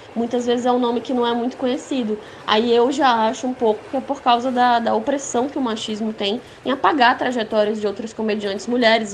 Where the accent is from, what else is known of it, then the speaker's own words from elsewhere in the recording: Ceará, Brazil; fazer comédia sendo cearense é muito fácil